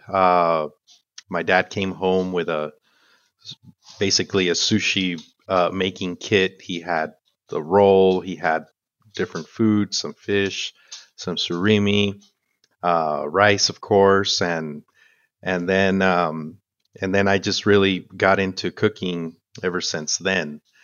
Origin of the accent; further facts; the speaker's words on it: El Paso, Texas, United States; also born or lived in Chihuahua, Mexico / Ecuador / Parral, Mexico / Houston, Texas; I grew up here in El Paso, uh, but I was born in Chihuahua.